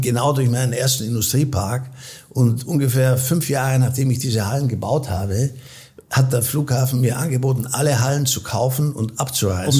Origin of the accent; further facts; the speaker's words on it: Austria; moved away as an adult; also born or lived in Munich; now in United States; ich bin österreichischer Provenienz, ich bin in Österreich aufgewachsen